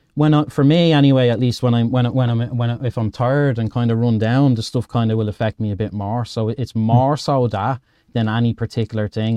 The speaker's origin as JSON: {"language": "English", "town": "Dublin", "region": "Leinster", "country": "Ireland", "said": "I'm from Dublin, Ed, in Ireland."}